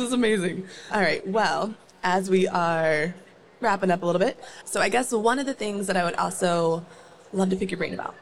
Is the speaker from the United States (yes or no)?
yes; Northern Virginia, United States; born or raised there; also born or lived in Maryland